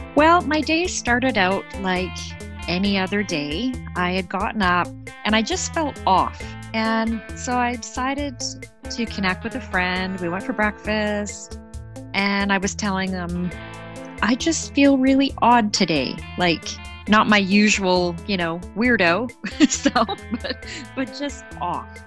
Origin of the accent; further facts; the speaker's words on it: Canada; I'm Canadian